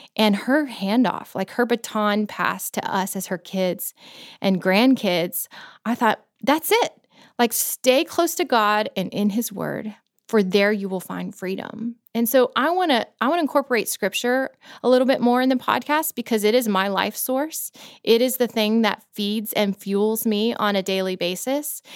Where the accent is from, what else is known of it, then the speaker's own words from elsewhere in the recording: Florida, United States; moved away as an adult; also born or lived in Virginia; now in Tennessee, United States; I grew up in Florida where we didn't have seasons